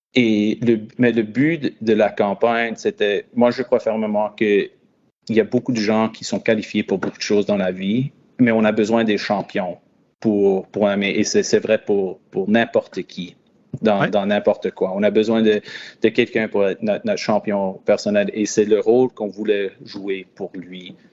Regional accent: London, Ontario, Canada; moved away as an adult; now in Ottawa, Canada; je suis originaire de London, Ontario, dans le sud-ouest de l'Ontario.

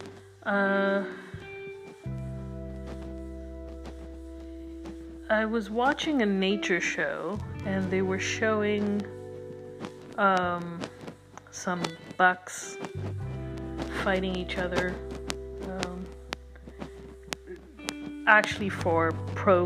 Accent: India; now in North America; being an Indian person, living in North America

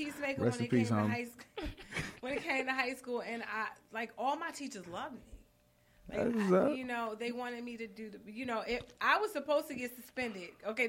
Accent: Long Island, New York, United States; moved away; Because I'm from Long Island.

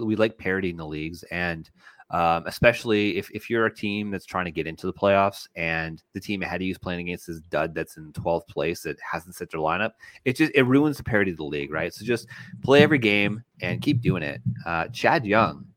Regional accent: Canada; as a Canadian

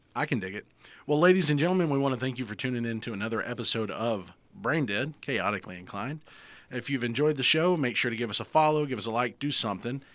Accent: the South, United States; accent: Southern

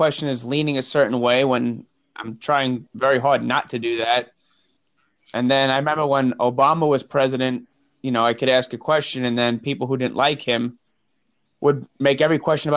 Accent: New York, United States; moved away as an adult; now in South Carolina, United States; I came down here right after high school, and I really didn't really want to move. I liked where I lived

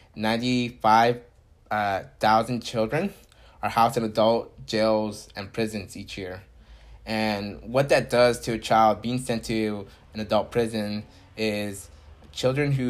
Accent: Santa Maria, California, United States; I'm a Santa Maria native too

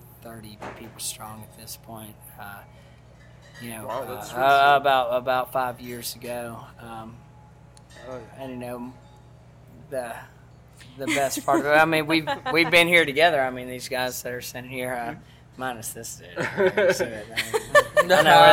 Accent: Mississippi, United States; accent: southern accent, some twang; moved away; Well, I'm from Mississippi.

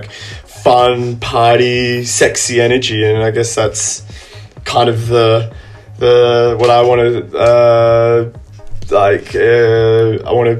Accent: Australia; my home country

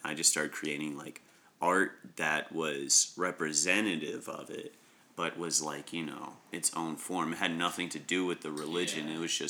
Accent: Shelby, North Carolina, United States; moved away; also born or lived in Philadelphia; in Shelby, in my hometown, like there's a church, three churches.

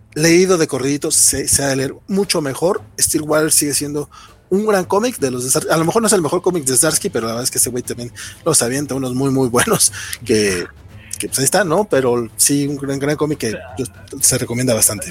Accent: Mexico; also born or lived in Durango; como mexicanos

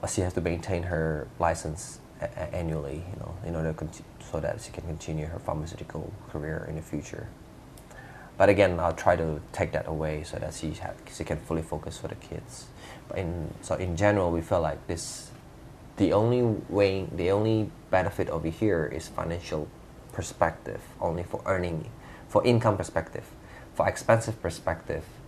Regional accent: Jakarta, Indonesia; now in Perth, Australia; I'm originally from Jakarta, Jordan's cousin. I moved to Australia back in uh, 2002

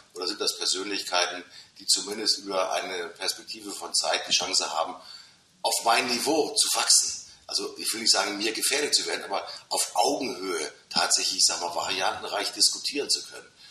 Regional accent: Hamburg, Germany; das haben wir natürlich als Hamburger

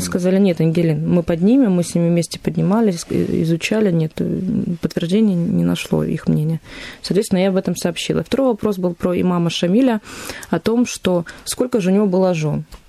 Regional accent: Volgodonsk, Rostov Oblast, Russia; moved away as an adult; now in Stavropol, Russia; Сама я уроженка города Волгодонска, это Ростовская область

